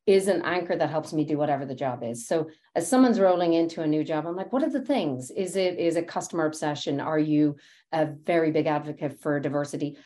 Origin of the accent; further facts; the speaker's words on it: Dublin, Leinster, Ireland; moved away as an adult; now in United States; I grew up in Dublin